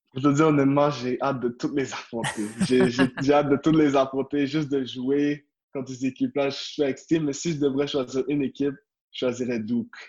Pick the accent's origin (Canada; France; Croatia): Canada; Quebec